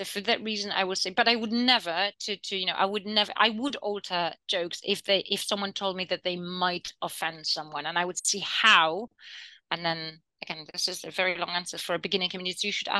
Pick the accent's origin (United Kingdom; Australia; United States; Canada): United Kingdom; And I also have jokes about British people because I'm also British, right?